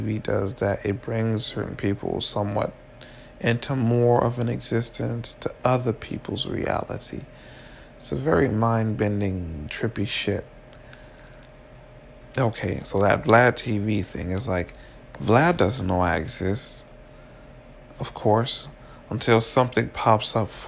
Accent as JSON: {"language": "English", "town": "Miami", "region": "Florida", "country": "United States", "tie": "born or raised there", "also_born_or_lived": "Orlando", "said": "I grew up in Miami"}